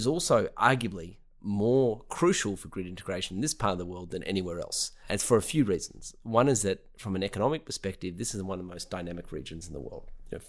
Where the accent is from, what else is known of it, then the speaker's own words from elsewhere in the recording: Australia; I'm originally from Australia.